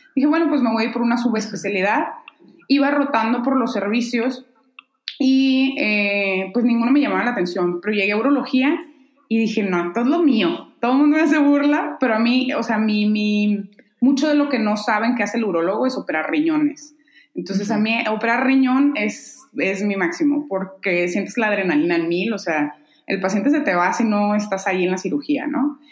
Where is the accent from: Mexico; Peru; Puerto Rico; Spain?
Mexico; Mexicali, Baja California; moved away as an adult; now in Guadalajara, Mexico; me decidí por venirme a Guadalajara a estudiar, yo soy de Mexicali